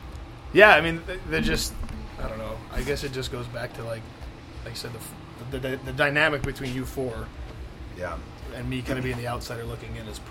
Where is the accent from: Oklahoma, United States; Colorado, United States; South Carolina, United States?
Colorado, United States; Denver; here in Denver. And I was like, wait, this band played here in my hometown? No way! You know, I'm 8 years old